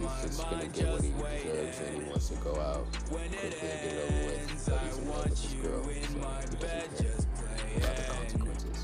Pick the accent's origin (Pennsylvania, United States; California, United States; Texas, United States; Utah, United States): Texas, United States; Cleburne; I'm 17, I'm from Cleburne, Texas